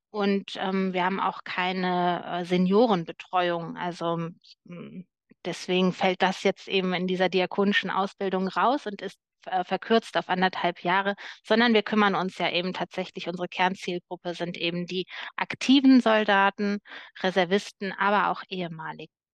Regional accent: Cologne, North Rhine-Westphalia, Germany; Köln ist meine Heimatstadt

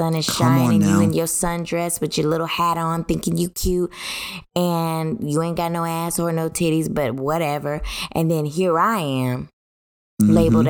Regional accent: United States; I'm an American, not an African American. I'm an American.

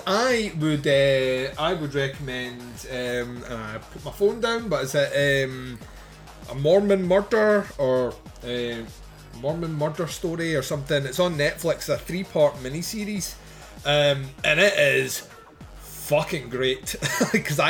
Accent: United Kingdom; I'm British

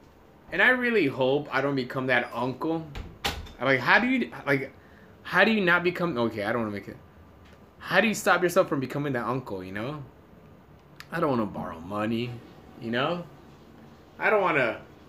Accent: Russia; English is a second language; Wait, I'm from Russia.

